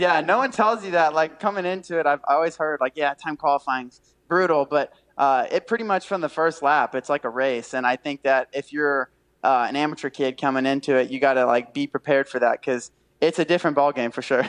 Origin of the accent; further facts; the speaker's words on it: near Daytona International Speedway, Florida, United States; It's my hometown. Like I grew up 20 minutes from yeah. the Speedway